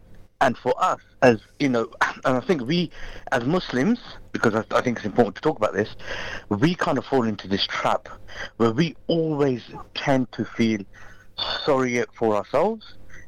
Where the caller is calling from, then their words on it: Luton, East of England, United Kingdom; I'm calling from Luton.